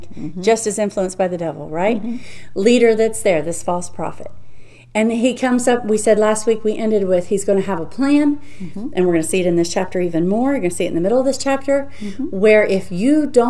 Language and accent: English; United States; I'm an American citizen, so proud to be that, so honored to mm-hmm. be born here.